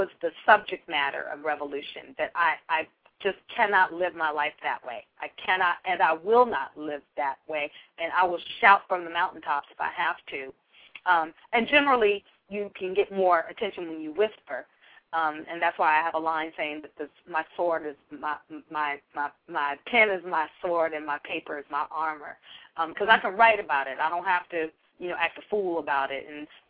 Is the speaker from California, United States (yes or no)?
yes; Berkeley, California, United States; I'm from Berkeley, California. It's very liberal, very question authority sort of place to live